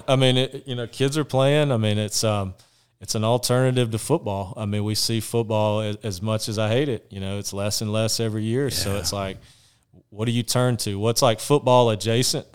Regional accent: Washington, Georgia, United States; So I'm from Washington, Georgia, Washington Wilkes, Georgia, which is a small town.

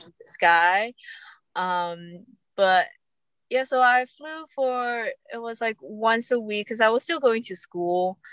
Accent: California, United States; I'm from California

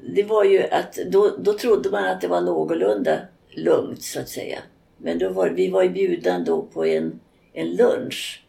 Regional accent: Sweden; Jag var ensam svensk och jag var ensam europé ibland.

